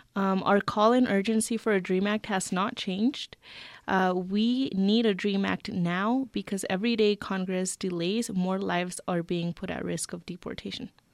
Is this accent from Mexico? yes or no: yes; Cuauhtémoc, Chihuahua, Mexico; also born or lived in New Mexico; now in Santa Fe, United States; I was born in Cuauhtémoc, Chihuahua, and I've been in the United States for approximately fifteen years alongside with my family